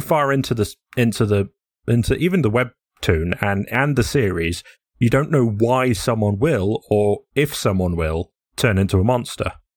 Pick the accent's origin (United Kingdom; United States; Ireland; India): United Kingdom; England; I'm very English.